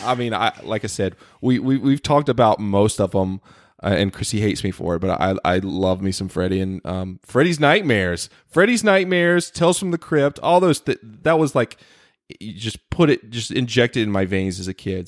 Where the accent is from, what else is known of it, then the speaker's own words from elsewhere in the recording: the South, United States; now in Los Angeles, United States; growing up in the South